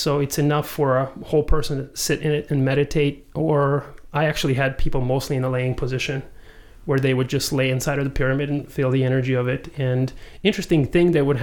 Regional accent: Serbia; moved away; also born or lived in Croatia; I was born in Croatia, grew up in Serbia

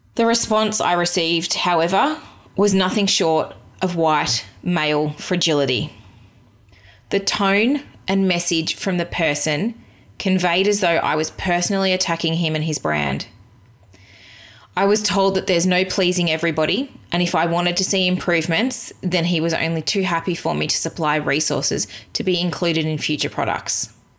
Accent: Australia; as an Australian white woman

